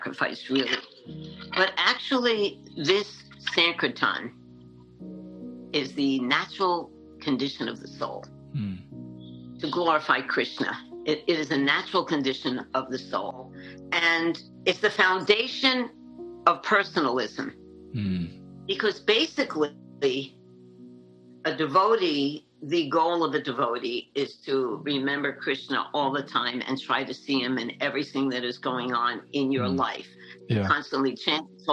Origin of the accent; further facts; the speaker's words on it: New York City, New York, United States; also born or lived in Manhattan, New York / Vermont / Jagannath Puri, India; now in Alachua, United States; I'm from Brooklyn, New York, and I grew up in the 1960s